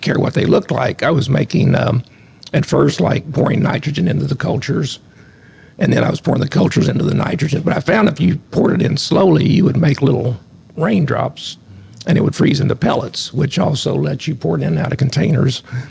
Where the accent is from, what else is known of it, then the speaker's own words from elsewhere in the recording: Southern Illinois, United States; moved away as an adult; also born or lived in Lexington, Kentucky; Grew up on a farm, went to Century High School and Shawnee College and then Southern Illinois University.